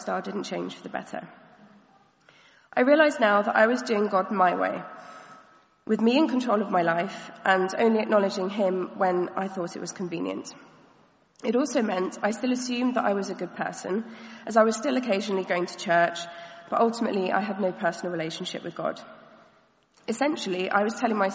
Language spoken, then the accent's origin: English; Caterham, South East England, United Kingdom; also born or lived in Nottingham; I was born and raised here in Caterham in a loving Christian home